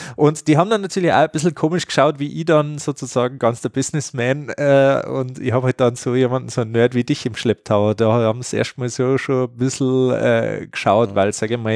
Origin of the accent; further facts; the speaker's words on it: Bavaria, Germany; bei uns in Bayern